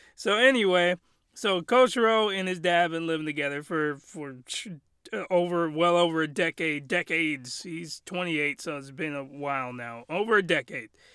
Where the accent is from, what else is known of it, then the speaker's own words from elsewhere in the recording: United States; I'm American